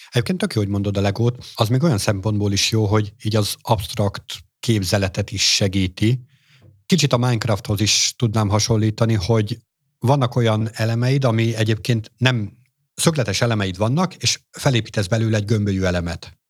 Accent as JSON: {"language": "Hungarian", "country": "Hungary", "said": "tőzsgyökeres magyarként"}